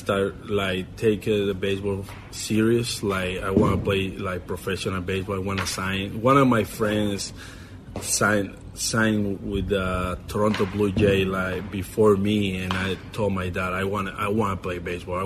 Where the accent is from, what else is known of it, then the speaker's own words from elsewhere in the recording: Puerto Ordaz, Bolívar, Venezuela; English is a second language; moved away as an adult; I was born in Puerto Ordaz in Venezuela.